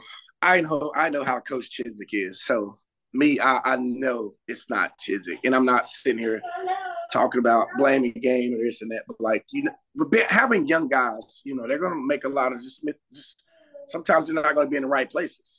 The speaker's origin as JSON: {"language": "English", "town": "Charlotte", "region": "North Carolina", "country": "United States", "said": "we're all three from Charlotte"}